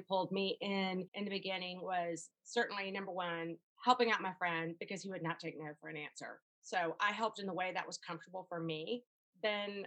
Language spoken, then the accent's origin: English; Atlanta, Georgia, United States; I'm from Atlanta